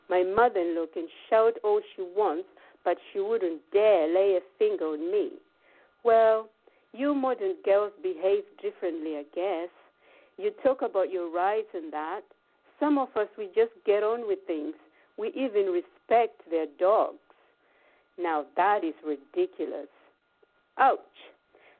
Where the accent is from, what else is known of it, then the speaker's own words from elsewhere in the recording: Chinhoyi, Mashonaland West, Zimbabwe; moved away as an adult; now in England; Growing up in Zimbabwe